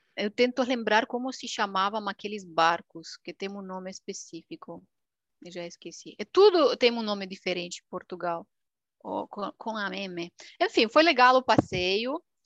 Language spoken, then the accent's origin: Portuguese; Romania; Portuguese is a second language; now in Milan, Italy; Aqui é uma romena, romena da Romênia, país do leste